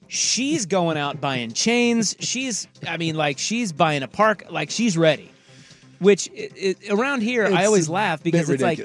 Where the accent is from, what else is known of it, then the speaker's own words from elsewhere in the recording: Kansas, United States; now in Portland, United States; I'm from Kansas where it gets butt cold.